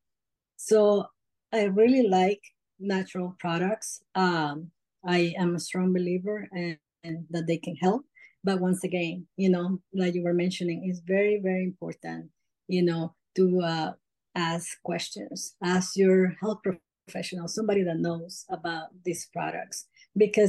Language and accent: English; El Salvador; I'm actually from El Salvador, Central America.